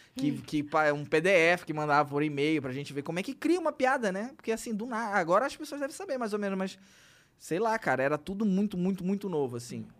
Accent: Belém, Pará, Brazil; a gente é de Belém

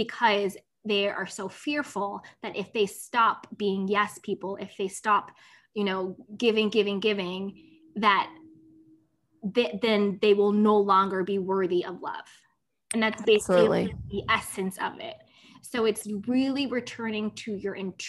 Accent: United States; I'm American

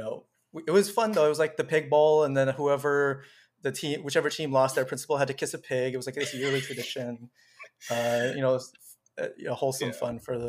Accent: South Florida, United States; And so it wasn't too bad in South Florida. I was, people would often like mistake me for like a Hispanic person, Latin A person.

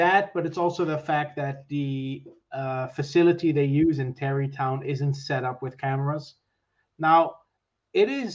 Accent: Netherlands; moved away as an adult; now in Ireland; I'm from the Netherlands, so my family still lives there. I now live in Ireland.

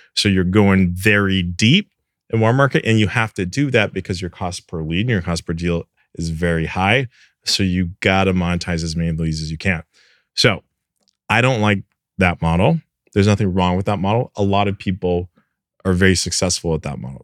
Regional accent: Canada; moved away; I'm Canadian originally.

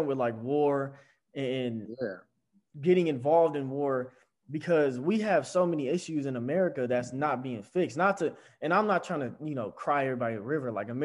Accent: United States; as an American

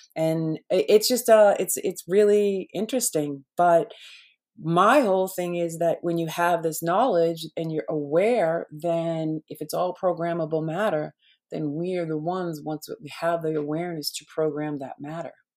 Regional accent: Boston, Massachusetts, United States; I grew up in Boston, right? I lived one block away from Paul Revere's

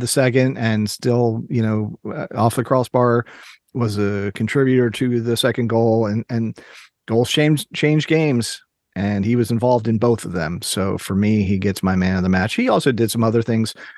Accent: Maryland, United States; I grew up in Maryland

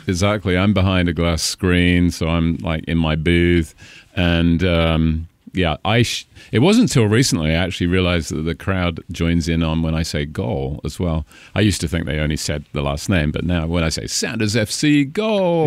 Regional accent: Cambridge, East of England, United Kingdom; accent: British; moved away as an adult; also born or lived in Caribbean; now in Washington, United States; Cambridge, which is sixty miles north of London

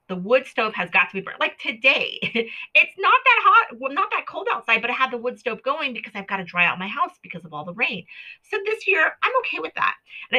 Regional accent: Hawaii, United States; also born or lived in Florida; now in Washington State, United States; I grew up in Hawaii. I grew up in Florida. My family was a military family, you know, to maximize where we were stationed. We traveled a lot in the country in which we were at. So moving to Washington State has really stifled that outdoor personality in myself.

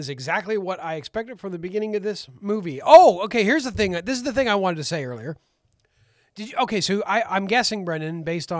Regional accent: Canada; No, we're Canadians

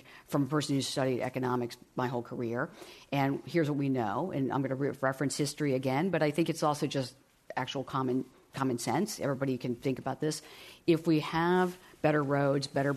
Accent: Midwest, United States; I grew up in the Midwest.

